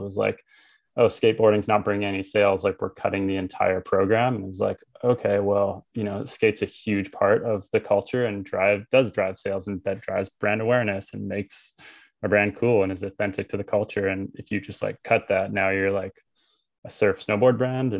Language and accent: English; Tofino, British Columbia, Canada; Like I'm from Tofino.